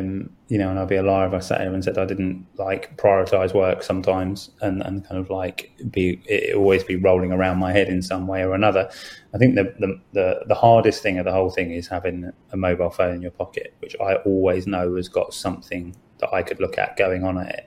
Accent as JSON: {"language": "English", "country": "United Kingdom"}